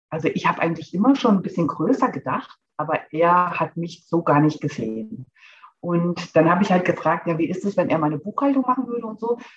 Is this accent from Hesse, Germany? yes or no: yes; Hesse, Germany; Ich bin 41 Jahre alt, alleinerziehende Mama aus der Nähe von Frankfurt